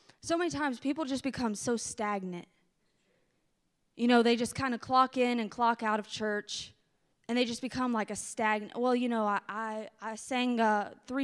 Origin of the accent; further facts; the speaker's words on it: the South, United States; I'm from the South